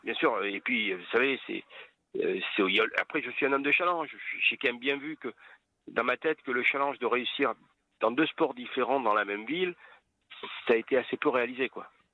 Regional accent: Toulon, Provence-Alpes-Côte d'Azur, France; also born or lived in Ollioules; je suis né à Toulon, enfin, à Olioul, hein, donc j'y ai vécu trois jours

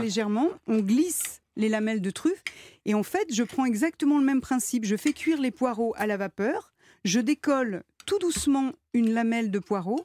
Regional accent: Lyon, Auvergne-Rhône-Alpes, France; je viens de Lyon

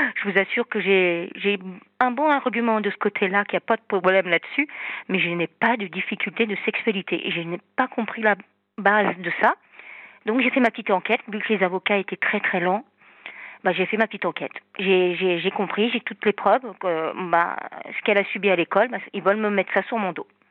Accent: Normandy, France; now in south of France, France; Je suis normande et vivre dans le sud

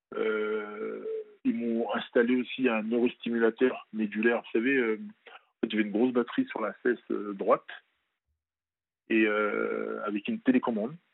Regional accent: France; also born or lived in Benin; je suis né au Bénin, mais je pas, j'ai pas grandi là-bas. Et euh, je suis venu à l'âge de 5-6 ans en France.

